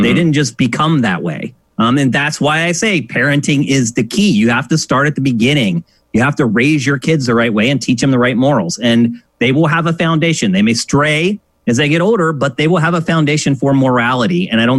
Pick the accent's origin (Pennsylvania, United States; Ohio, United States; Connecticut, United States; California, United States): Pennsylvania, United States; I grew up in Pennsylvania.